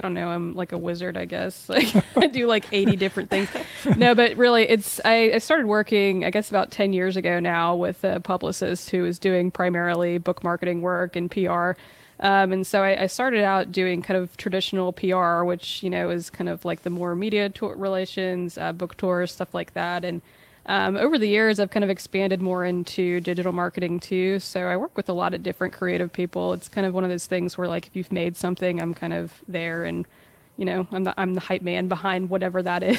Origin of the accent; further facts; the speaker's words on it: Chapel Hill, North Carolina, United States; now in Charleston, United States; I live in Charleston now. I'm from Chapel Hill, so I'm a Tar Heel through